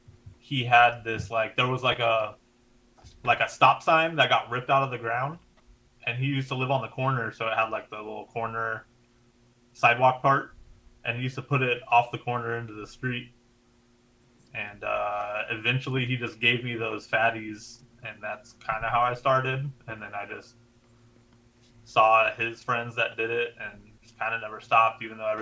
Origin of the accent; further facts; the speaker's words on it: Gardena, California, United States; I'm in Gardena. I've been in Gardena forever. Mm-hmm. So Gardena is like, next to Carson, next to Torrance, I guess Compton would be a bordering city, like 10 minutes from Long.